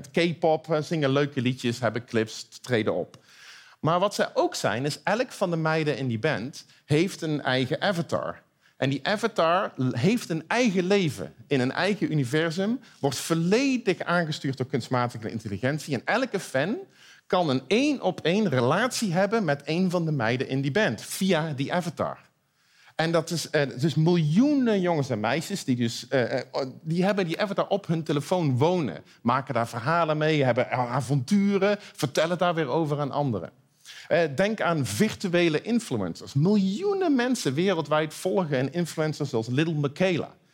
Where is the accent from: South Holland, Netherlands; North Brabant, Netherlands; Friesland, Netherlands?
North Brabant, Netherlands; Eindhoven; Nou, ik kom uit Eindhoven, dus ik ben een optimist.